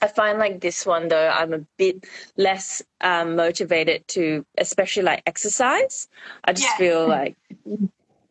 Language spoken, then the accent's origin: English; Malaysia; moved away as an adult; now in Australia; I grew up in Malaysia until I moved to Australia when I was 18